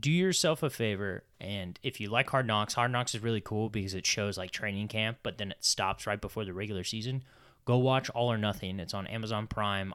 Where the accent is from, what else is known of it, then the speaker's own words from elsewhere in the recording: United States; being American